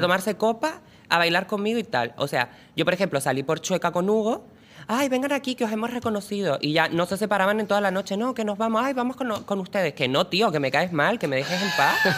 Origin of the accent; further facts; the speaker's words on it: Lanzarote, Canary Islands, Spain; yo soy de Lanzarote